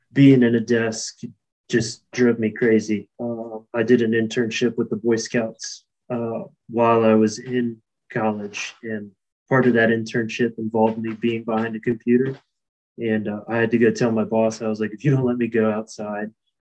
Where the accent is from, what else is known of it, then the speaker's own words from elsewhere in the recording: Virginia, United States; also born or lived in Kentucky; I'm born and bred in Virginia, and it's where I live now.